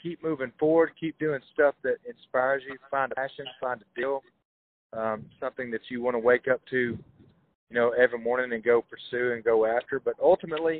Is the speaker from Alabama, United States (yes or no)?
yes; Hokes Bluff, Alabama, United States; I'm from Hoke's Bluff. It's a small town a little south of there.